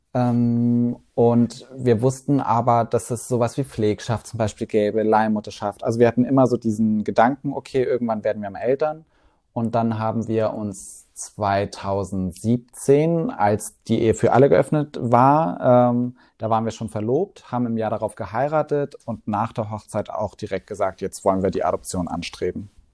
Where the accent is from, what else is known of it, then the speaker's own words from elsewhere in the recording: Swabia, Baden-Württemberg, Germany; moved away as an adult; now in Hamburg, Germany; im Schwabeländle aufgewachsen und dann mit 18 sofort wieder zurück